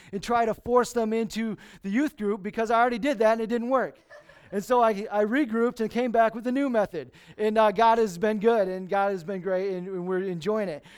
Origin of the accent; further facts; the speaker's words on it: Lansing, Michigan, United States; moved away; I was born and raised in Lansing.